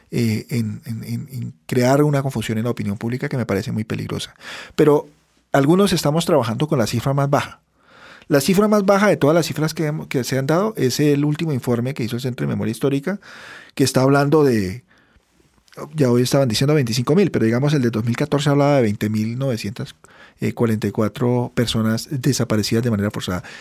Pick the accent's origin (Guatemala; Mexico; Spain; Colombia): Colombia; Yo como ciudadano colombiano, eh, en un Estado social de derecho